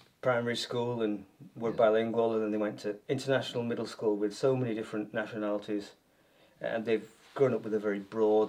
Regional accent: Yorkshire and the Humber, United Kingdom; moved away as an adult; also born or lived in South of England; now in Northern Ireland, United Kingdom; Well, I grew up talking like this because I grew up in Yorkshire. And then one goes down south in England to learn how to be a teacher.

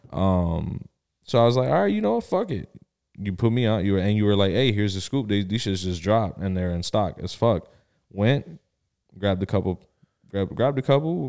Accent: Miami, Florida, United States; also born or lived in Bridgeport, Connecticut / Pembroke Pines, Florida; my mom moved us down here to Miami. Um, was raised out here, went to school out in Miami and in, um, Pembroke Pines.

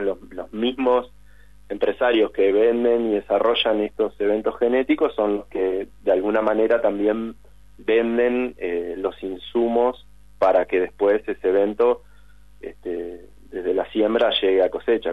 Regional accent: Concepción del Uruguay, Entre Ríos, Argentina; moved away; Concepción del Uruguay, entre paréntesis, mi pueblo natal

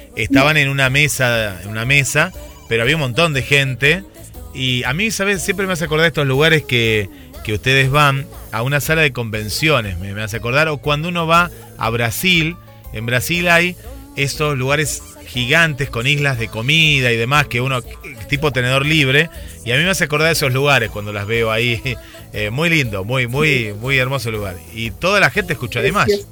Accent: Mar del Plata, Buenos Aires Province, Argentina; siendo yo de Mar del Plata

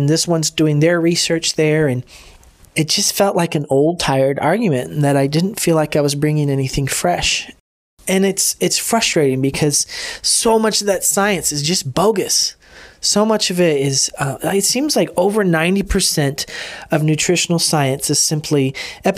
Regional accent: DR Congo; I grew up in the Congo

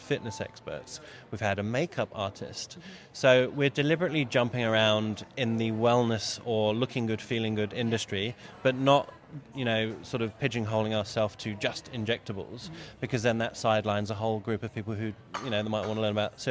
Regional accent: United Kingdom; moved away as an adult; now in Australia; I'm from the UK, as you can probably tell from my accent

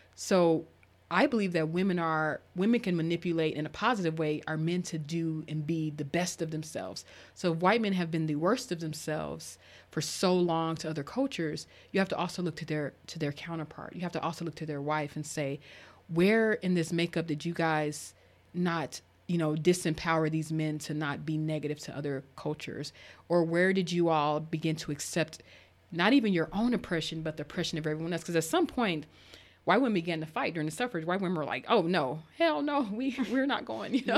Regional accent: Arkansas, United States; moved away; also born or lived in Colorado; I grew up in, in, in Arkansas

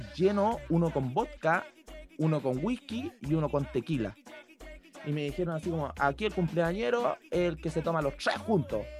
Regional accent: Concón, Valparaíso, Chile; yo soy oriundo de Concord.

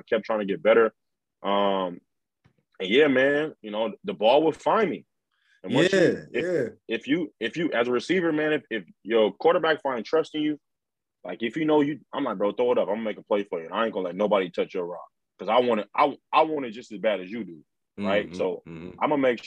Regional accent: Los Angeles, California, United States; I'm from the Crenshaw district. I mean, LA.

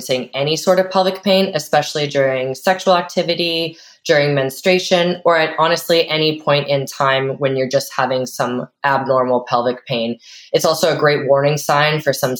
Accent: Vancouver, British Columbia, Canada; I'm from Vancouver, Canada

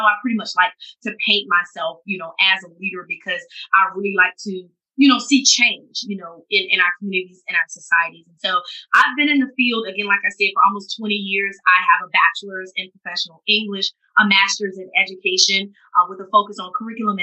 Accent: Norway, South Carolina, United States; I'm from Norway, South Carolina, in Orangeburg County, in South Carolina. It's a very small town

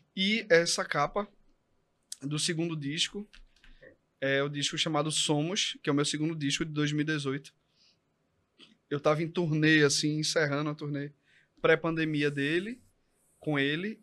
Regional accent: Recife, Pernambuco, Brazil; eu nasci no Torreão

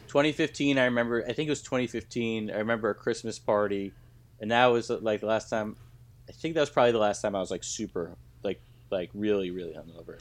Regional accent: United States; I grew up in America.

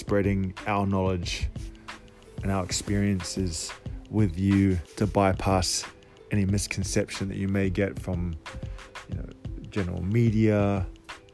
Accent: Cook Islands; I was raised in Polynesia, in the Cook Islands to be exact

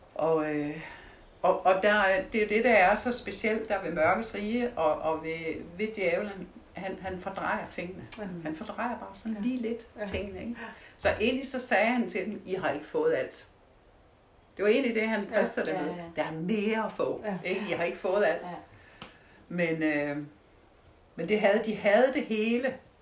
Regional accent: Denmark; jeg er fra Jylland og kommer fra landet. Så der slagtede vi jo

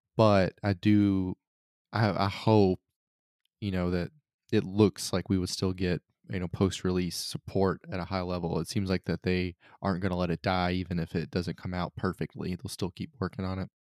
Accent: United States; as an American

